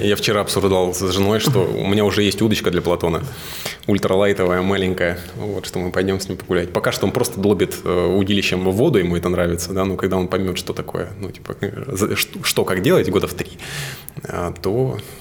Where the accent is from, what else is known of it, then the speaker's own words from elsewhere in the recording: Suzun, Novosibirsk Oblast, Russia; Я вырос на реке, я из Сузуна, и там Сузунка, собственно, Обь.